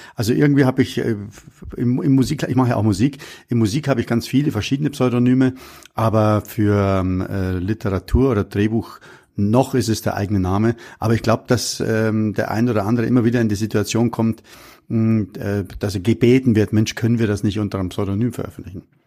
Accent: Munich, Bavaria, Germany; ich bin in München am Hasenbergel aufgewachsen

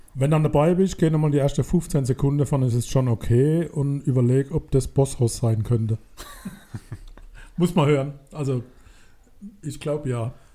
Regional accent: Mannheim, Baden-Württemberg, Germany; weil wir Mannheimer sind

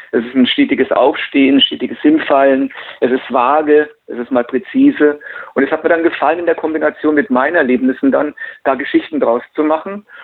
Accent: Nuremberg, Bavaria, Germany; Ja, und irgendwann habe ich mal gedacht, es wäre mal ganz schön, was über meine Heimatstadt Franken zu schreiben, also über

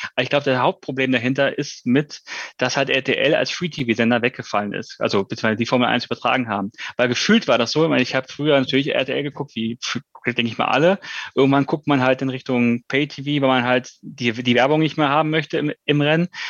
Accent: Germany; wir sind einfach als Deutsche

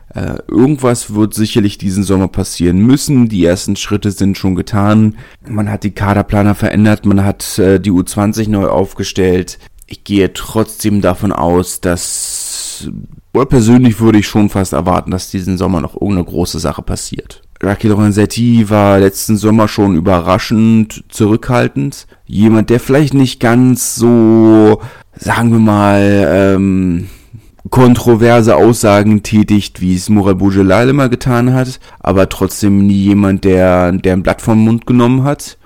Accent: Berlin, Germany; als Berliner

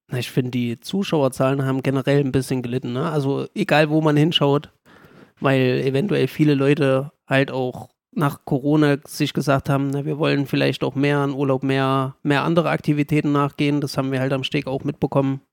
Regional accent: Gera, Thuringia, Germany; born or raised there

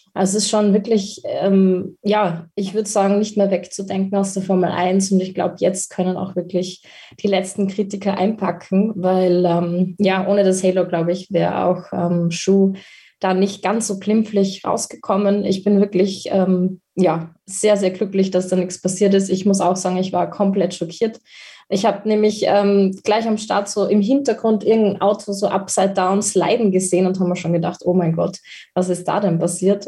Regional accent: Austria; bei uns in Österreich

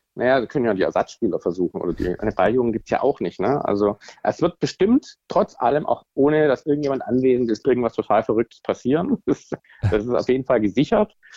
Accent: Swabia, Germany; now in Hamburg, Germany; als Schwabe

